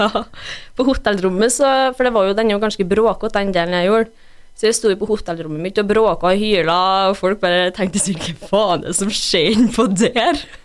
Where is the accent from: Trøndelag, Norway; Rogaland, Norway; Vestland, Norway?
Trøndelag, Norway; Brekken; also born or lived in Røros / Mosjøen / United States; jeg er oppvokst i Brekken